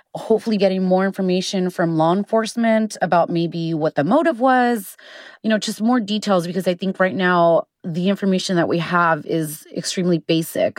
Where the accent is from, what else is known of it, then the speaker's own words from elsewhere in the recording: El Paso, Texas, United States; my hometown of El Paso